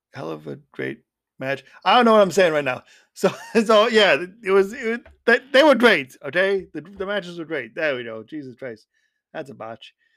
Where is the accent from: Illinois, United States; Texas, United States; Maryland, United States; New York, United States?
Illinois, United States; Schaumburg; moved away; my hometown of Schaumburg.